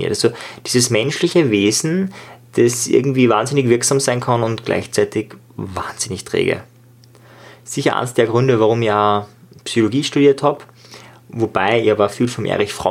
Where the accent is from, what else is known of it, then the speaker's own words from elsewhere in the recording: Linz, Upper Austria, Austria; ich war damals als 14-Jähriger im Thalia, also damals war es der Amadeus, äh, also ein Buchladen bei uns in Österreich, in Linz